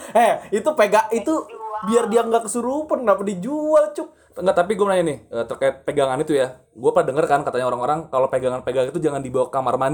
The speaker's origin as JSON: {"language": "Indonesian", "town": "Tangerang", "region": "Banten", "country": "Indonesia", "tie": "born or raised there", "said": "Tapi di kampung gue juga eh di kampung gue di Tangerang juga bayi-bayi di itu masih dipakein kayak gitu."}